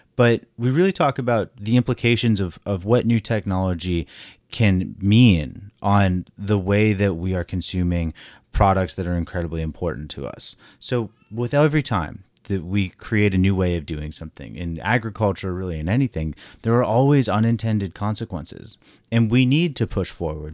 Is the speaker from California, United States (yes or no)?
yes; California, United States; I grew up in California